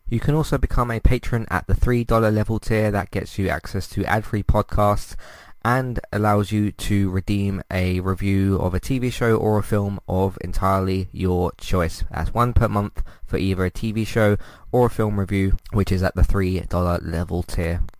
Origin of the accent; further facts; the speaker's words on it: United Kingdom; I'm British